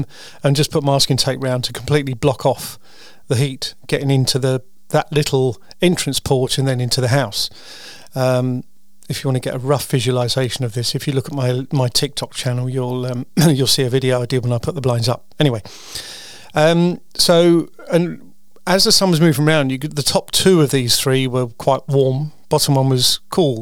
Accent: United Kingdom; I'm a Brit.

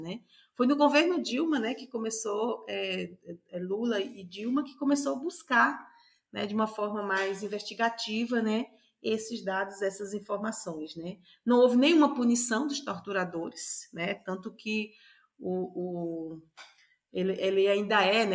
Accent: Paraíba, Brazil; eu nasci na Paraíba

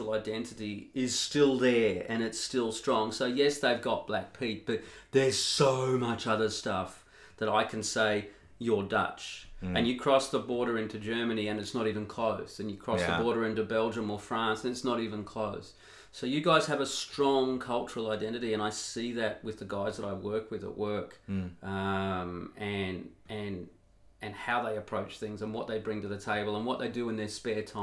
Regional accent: Australia; now in Netherlands; as an Australian

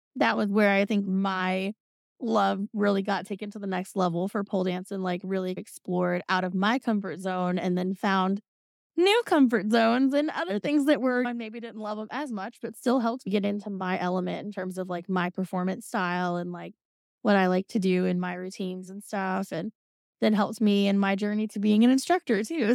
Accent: Indiana, United States; I'm from Indiana, the land of the corn

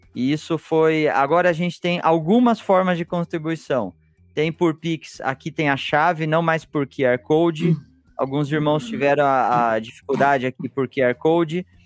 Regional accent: Piracicaba, São Paulo, Brazil; eu que cresci em Piracicaba

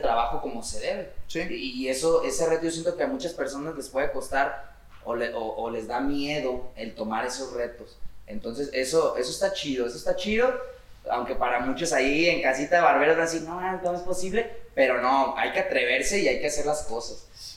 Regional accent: Guadalajara, Jalisco, Mexico; venimos del barrio, o sea, venimos del barrio. Oblatos. Oblatos Hills

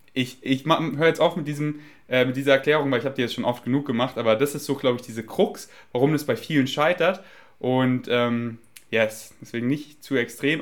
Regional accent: Germany; accent: German; mein deutscher Akzent ist einfach stark

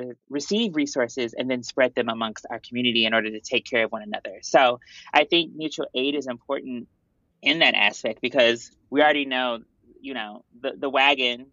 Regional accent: St. Louis, Missouri, United States; moved away as an adult; also born or lived in Houma, Louisiana; now in New York, United States; I'm actually originally from St. Louis, Missouri

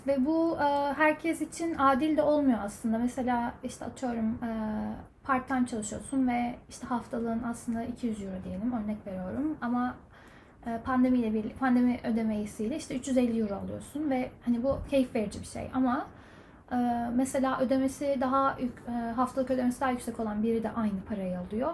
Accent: Ankara, Turkey; moved away as an adult; also born or lived in United States / Germany; now in Ireland; ben e, Ankara'da doğdum

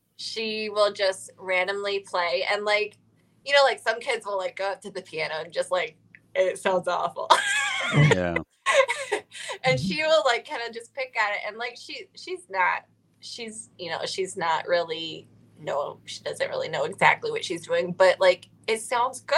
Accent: Ohio, United States; moved away as an adult; now in Nashville, United States; I am originally from Ohio.

